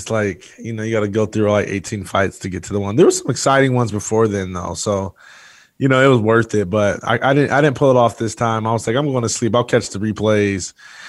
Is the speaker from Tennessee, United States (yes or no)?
no; Jackson, Michigan, United States; born there; I was born in Jackson, Michigan, and grew up wanting to be a professional athlete